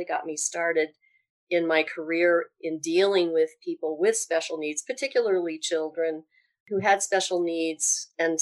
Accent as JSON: {"language": "English", "town": "Evergreen", "region": "Colorado", "country": "United States", "tie": "born or raised there", "said": "I was born and raised in Colorado. I actually grew up in what's now, kind of a bedroom community or commuter community, Evergreen, Colorado, only about 20 miles outside of Denver"}